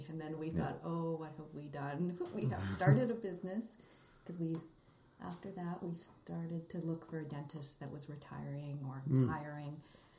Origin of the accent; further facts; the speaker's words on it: Regina, Saskatchewan, Canada; moved away as an adult; also born or lived in Winnipeg / Calgary; I'm from Regina. Okay. I just went to Winnipeg for university and we met there in 1994.